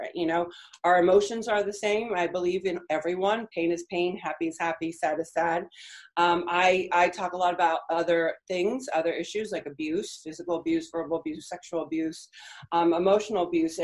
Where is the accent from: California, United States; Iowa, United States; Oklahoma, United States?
California, United States; first language Spanish; English is a second language; also born or lived in Argentina; I'm from California. I was born in California. My family's from Argentina, and I grew up in Argentina